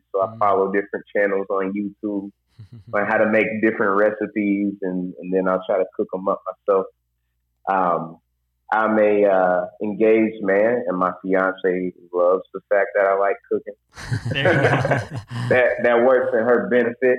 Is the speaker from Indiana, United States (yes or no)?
yes; Indianapolis, Indiana, United States; moved away as an adult; now in Muncie, United States; And I'm from Indianapolis, Indiana. Currently living in Muncie, Indiana right now.